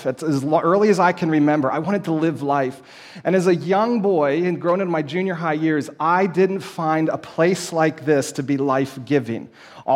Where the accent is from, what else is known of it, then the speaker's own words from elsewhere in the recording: Lititz, Pennsylvania, United States; I grew up in Lancaster County, up in the northern area, up in Lititz, Warwick Township.